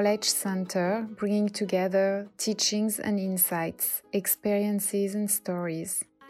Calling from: India; So now I'm calling you from India and you're calling me from Paris

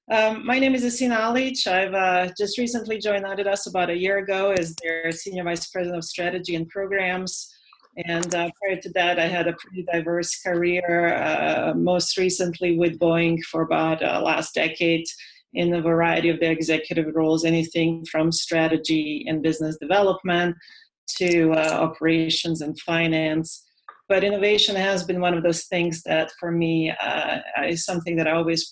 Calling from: Germany; I'm calling today from Germany. It's late here

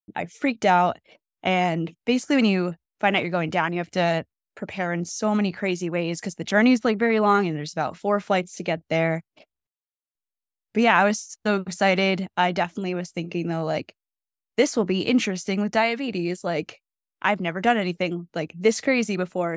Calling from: New Jersey, United States; I'm calling from New Jersey

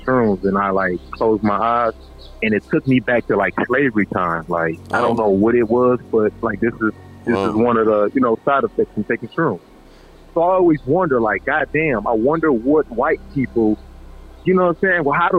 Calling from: Singapore; I'm calling from Singapore.

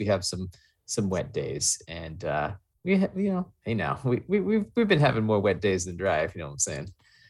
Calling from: Stuart, Florida, United States; I am on Twitter at …. I come to you guys from Stuart, Florida, where continues to be a little muggy.

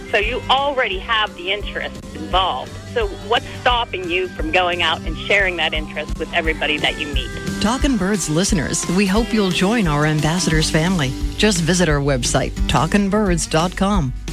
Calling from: Murrysville, Pennsylvania, United States; I'm calling from Murrysville, PA.

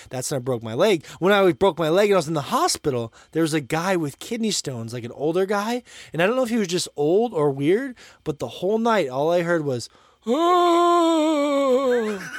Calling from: Montana, United States; and of course, I'm here from Montana

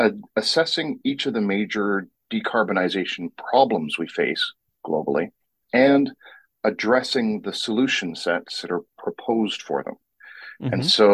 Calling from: Vancouver, British Columbia, Canada; Vancouver, British Columbia, which has actually managed to find fall, and it actually goes straight into winter.

